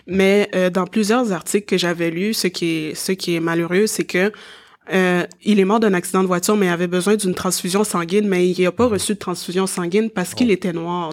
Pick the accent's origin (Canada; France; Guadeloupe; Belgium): Canada; Montreal, Quebec; je suis née ici à, à Montréal